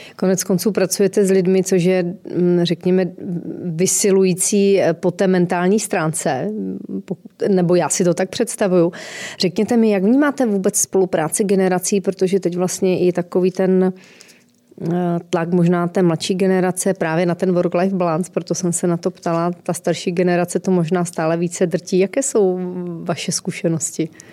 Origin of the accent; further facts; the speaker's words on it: Northern Moravia, Czechia; pocházím také ze severní Moravy